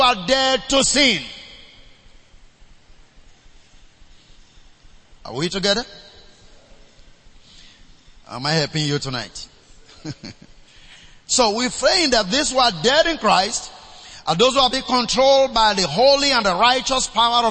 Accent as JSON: {"language": "English", "country": "Nigeria", "tie": "born or raised there", "said": "I was born in the River Niger."}